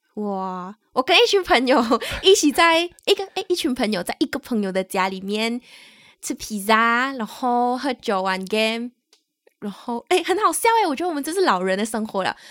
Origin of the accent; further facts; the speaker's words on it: Malaysia; moved away as an adult; now in Taiwan; 我们是两位来自马来西亚，目前在台湾工作的台湾社畜